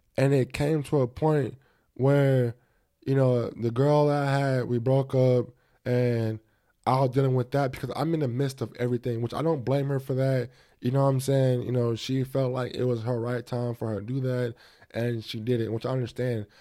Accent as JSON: {"language": "English", "country": "United States", "said": "I'm a black, um, American, I'm African American"}